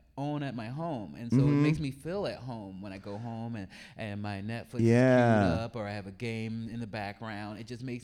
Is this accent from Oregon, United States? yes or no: yes; Oregon, United States; I'm from Oregon